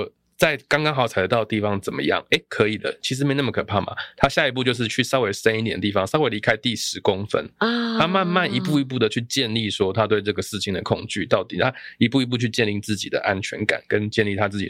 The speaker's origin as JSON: {"language": "Chinese", "region": "Taichung", "country": "Taiwan", "said": "我台中人啊，所以我很清楚。"}